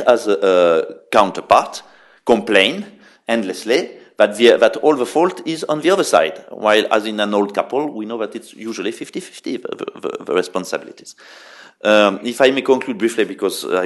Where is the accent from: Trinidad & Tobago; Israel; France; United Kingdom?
France; Bordeaux, Nouvelle-Aquitaine; I come from the French city of Bordeaux